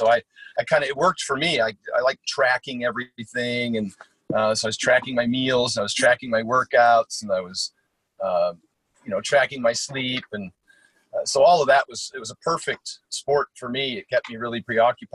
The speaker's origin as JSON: {"language": "English", "town": "Portland", "region": "Oregon", "country": "United States", "tie": "born or raised there", "also_born_or_lived": "Eugene, Oregon", "said": "born and raised in Portland, and then I went to school at the University of Oregon"}